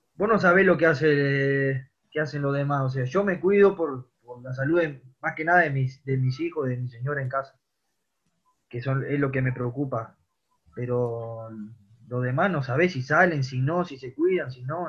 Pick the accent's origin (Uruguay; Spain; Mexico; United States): Uruguay; Rivera; moved away as an adult; also born or lived in Montevideo; soy de Rivera, que me tocó irme y de grande, me fui a los 18 años yo